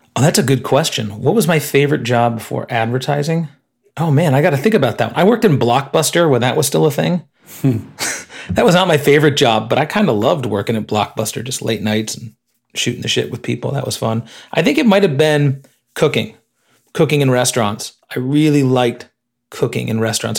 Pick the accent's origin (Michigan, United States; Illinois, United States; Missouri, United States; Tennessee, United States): Illinois, United States; moved away as an adult; I grew up in Illinois